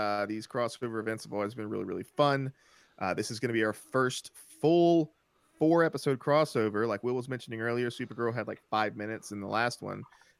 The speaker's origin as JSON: {"language": "English", "region": "the South", "country": "United States", "said": "Hey, as a Southerner, I take offense to that."}